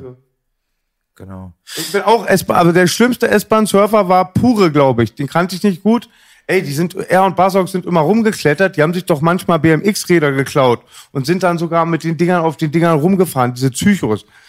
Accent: Berlin, Germany; hinten bei uns im Marienfelde

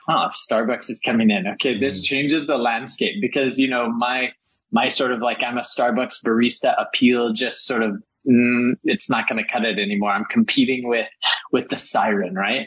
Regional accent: El Paso, Texas, United States; moved away; I grew up in El Paso, Texas, which is mm. right on the border of Mexico

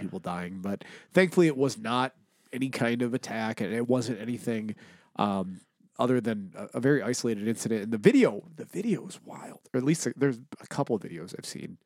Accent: Buffalo, New York, United States; I'm from South Buffalo

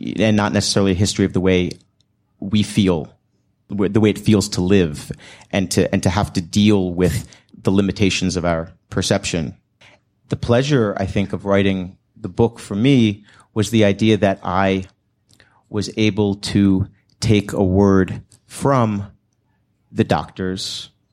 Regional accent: United States; growing up in a, in America in a gender studies generation

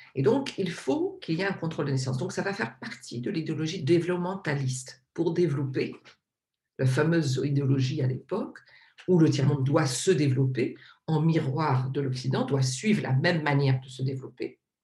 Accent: Réunion; je suis donc de l'île de la Réunion, je suis réunionnaise

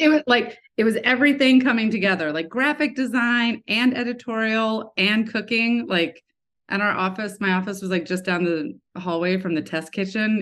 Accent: Lawrence, Kansas, United States; I grew up in Kansas, uh, in Lawrence, University of Kansas

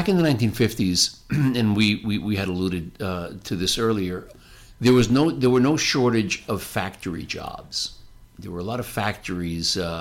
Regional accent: New Jersey, United States; the community that I grew up in New Jersey

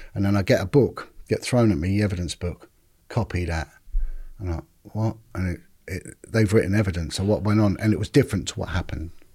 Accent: London, United Kingdom; I'm originally from Paddington, in, uh, sort of just central London, just outside

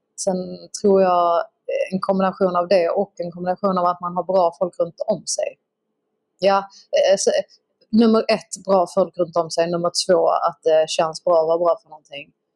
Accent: Skåne, Sweden; accent: Scanian (skånska); när jag snackar skånska

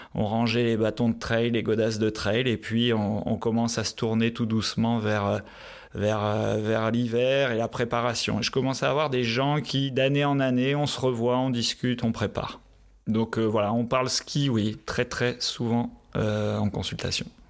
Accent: northern France, France; moved away as an adult; also born or lived in Qatar / Pau, France / Grenoble, France; now in Switzerland; je viens du nord de la France, donc le ski se fait sur les terrils dans le nord de la France

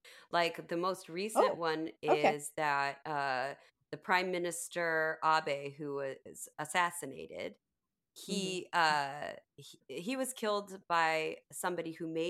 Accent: United States; now in Japan; So I'm American.

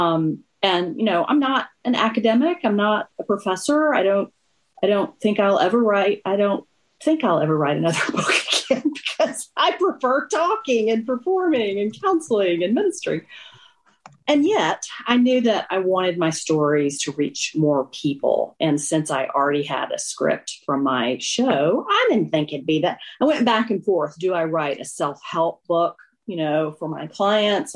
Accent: Chickasaw County, Northeast Mississippi, United States; moved away as an adult; now in Washington, United States; I grew up in Northeast Mississippi in a tiny town called Ogallala, Chickasaw County, near Tupelo

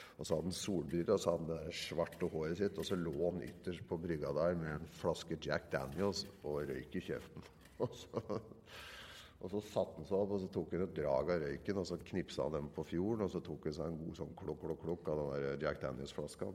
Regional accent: Nøtterøy, Vestfold, Norway; jeg er jo fra Nøtterøy, oppvokst på et sted som heter Årøysund

